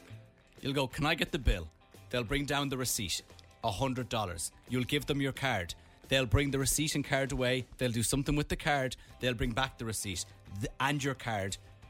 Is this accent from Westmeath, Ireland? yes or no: yes; Mullingar, Westmeath, Ireland; Yes, I'd like to bring me to Mullingar. It's my hometown.